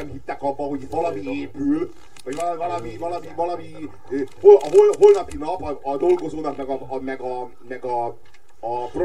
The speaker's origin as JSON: {"language": "Hungarian", "country": "Hungary", "said": "Magyar vagyok, nem turista."}